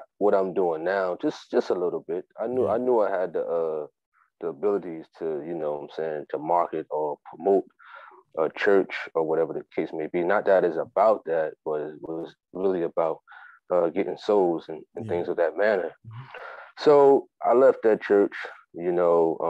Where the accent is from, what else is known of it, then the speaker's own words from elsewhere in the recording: Jersey City, New Jersey, United States; I'm originally from Jersey City, New Jersey, out the United States of America